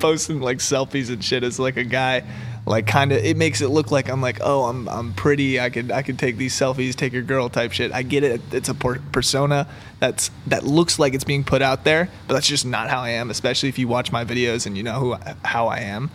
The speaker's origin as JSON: {"language": "English", "region": "Maryland", "country": "United States", "tie": "born or raised there", "also_born_or_lived": "Los Angeles", "moved": "yes", "said": "I grew up in Maryland. I'm, like, not from L A."}